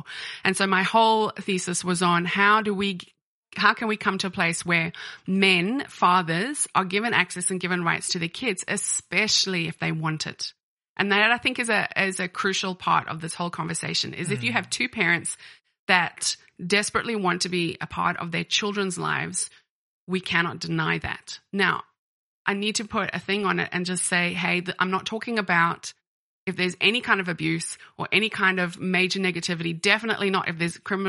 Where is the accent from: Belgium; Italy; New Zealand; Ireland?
Ireland; And when I was growing up in Ireland, I actually went to university in Dublin.